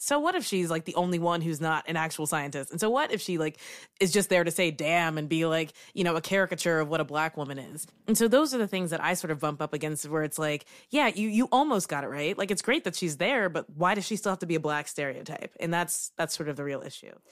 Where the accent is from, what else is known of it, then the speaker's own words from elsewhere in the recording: Kentucky, United States; moved away as an adult; now in Brooklyn, United States; I'm from Kentucky. I lived and worked there for 22 years and then I moved to New York. So I live in Brooklyn.